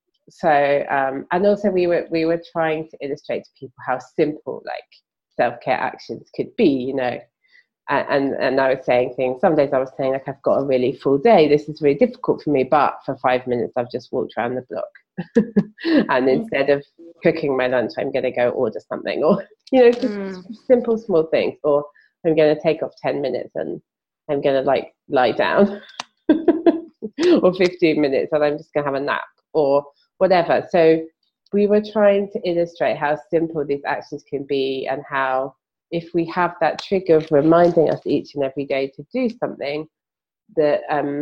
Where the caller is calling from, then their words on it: London, United Kingdom; I'm podcasting from London, in the UK.